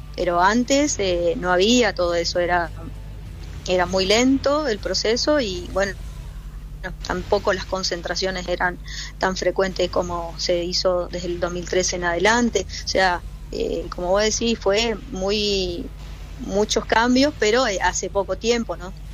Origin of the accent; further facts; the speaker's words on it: Alvear, Corrientes, Argentina; moved away as an adult; also born or lived in Chaco; now in Buenos Aires, Argentina; yo soy del interior de Corriente, de Alvear, de una ciudad donde se juega mucho al fútbol. Y mm, bueno, desde chiquita jugué con, los chicos